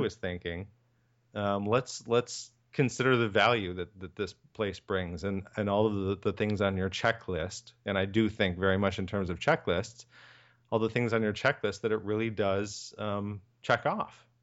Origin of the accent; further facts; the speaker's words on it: Michigan, United States; also born or lived in Ohio; now in Chicago, United States; I'm from Michigan and went to school in Ohio and moved to Chicago in nineteen ninety-nine